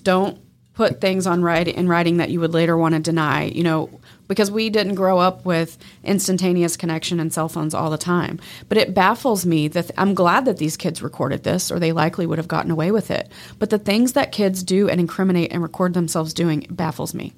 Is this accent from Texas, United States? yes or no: yes; Texas, United States; Texas, my home state